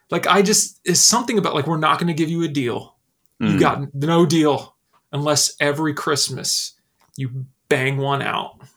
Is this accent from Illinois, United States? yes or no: yes; Illinois, United States; no, I'm not really from Indiana. I'm from a distant suburb of Chicago.